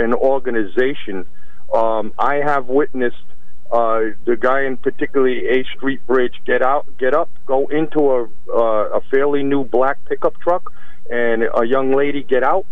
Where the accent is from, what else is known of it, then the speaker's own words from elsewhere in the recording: Norwich, Connecticut, United States; I grew up in Norwich